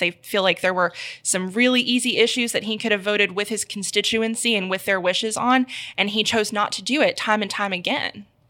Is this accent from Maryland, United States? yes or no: no; Memphis, Tennessee, United States; also born or lived in Houston, Texas / Indiana; I moved to Memphis when I was nine, actually, so the, all my family is from here, but I lived in Houston for a while